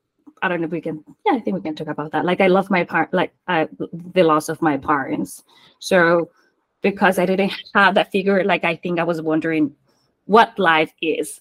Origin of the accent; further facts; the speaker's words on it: Colombia; first language Spanish; English is a second language; moved away as an adult; also born or lived in San Francisco; now in Australia; I was born and raised in Colombia, so just fluent Spanish, English was not there for me